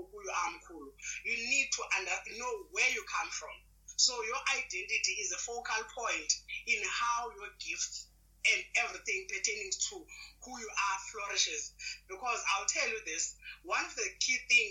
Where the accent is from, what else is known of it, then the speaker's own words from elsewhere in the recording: Butterworth, Eastern Cape, South Africa; born and raised in Eastern Cape, place called Butterworth, that is between East London and Umtata.